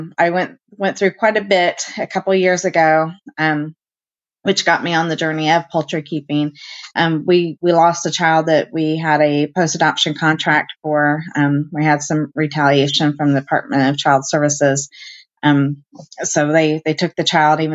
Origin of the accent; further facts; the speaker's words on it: Indianapolis, Indiana, United States; I was born and raised in Indianapolis.